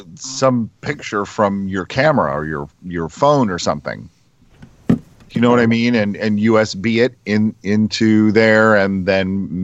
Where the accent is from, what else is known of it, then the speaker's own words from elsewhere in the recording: Indiana, United States; New Jersey is actually quite awesome. I love it. I came here from Indiana, and I gotta tell you, it's a lot better than Mike Pence's state of Indiana.